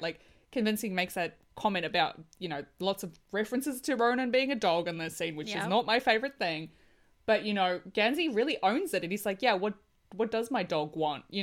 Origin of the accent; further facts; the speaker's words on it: Australia; as an Australian